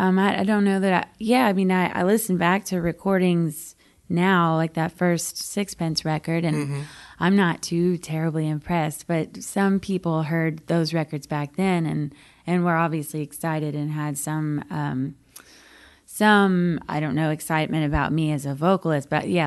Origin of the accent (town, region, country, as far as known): New Braunfels, Texas, United States; born or raised there; moved away as an adult; now in Nashville, United States